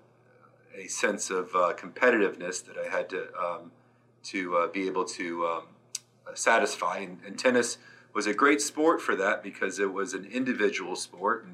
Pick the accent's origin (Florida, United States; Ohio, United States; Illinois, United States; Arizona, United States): Florida, United States; Gainesville; I was born and raised in Gainesville, Florida